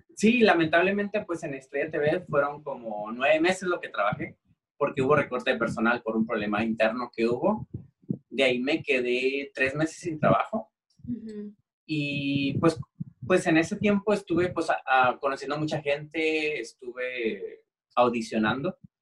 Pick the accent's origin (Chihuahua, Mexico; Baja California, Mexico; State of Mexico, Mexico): Baja California, Mexico; Tijuana; los dos somos de aquí a Tijuana